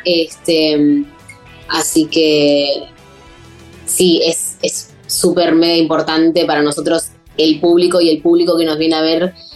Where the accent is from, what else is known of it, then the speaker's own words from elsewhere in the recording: Avellaneda, Buenos Aires Province, Argentina; yo soy de Avellaneda y empecé a venir a Capital a estudiar